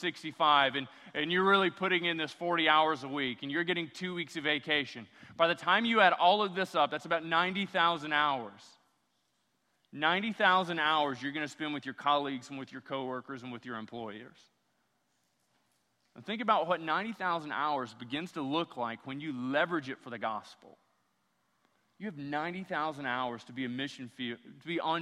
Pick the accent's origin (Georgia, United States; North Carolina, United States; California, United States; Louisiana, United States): Louisiana, United States; I'm from Louisiana